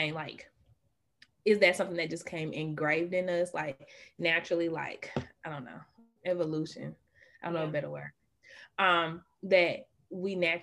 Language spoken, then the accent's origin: English; Atlanta area, Georgia, United States